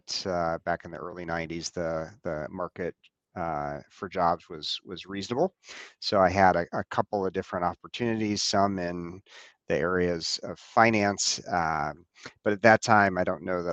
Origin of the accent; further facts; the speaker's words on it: Scottsdale, Arizona, United States; moved away as an adult; also born or lived in Evanston, Illinois; now in Wheaton, United States; I was actually born in Evanston, but my family quickly thereafter moved to Scottsdale, Arizona, and that is where I grew up.